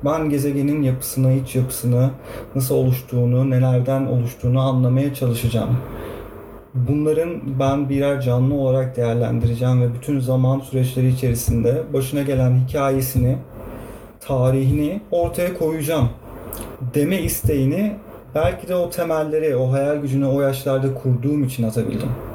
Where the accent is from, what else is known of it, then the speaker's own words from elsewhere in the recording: İzmir, Turkey; İzmir, İzmirliyim ben.